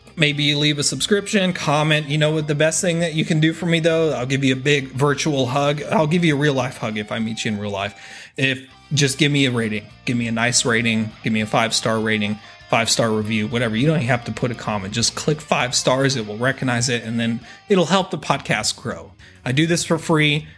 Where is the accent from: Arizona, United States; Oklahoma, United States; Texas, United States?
Texas, United States; I'm a Texan